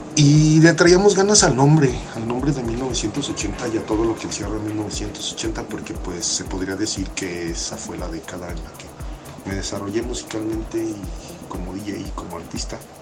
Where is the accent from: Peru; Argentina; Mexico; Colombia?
Mexico; crecimos en México